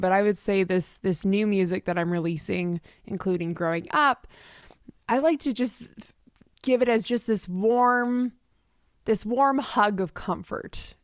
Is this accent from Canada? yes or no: yes; Richmond, British Columbia, Canada; moved away as an adult; now in Nashville, United States; I'm originally from the West Coast of Canada, so grew up in Richmond, which is just outside of Vancouver.